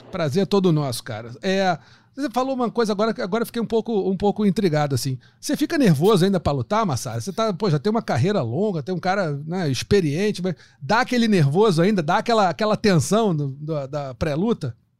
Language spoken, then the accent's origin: Portuguese; Brazil; eu sou brasileiro